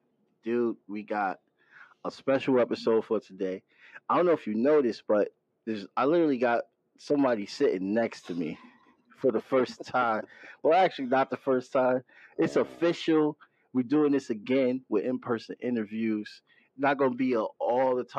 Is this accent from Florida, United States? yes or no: no; Bridgeport, Connecticut, United States; this is my hometown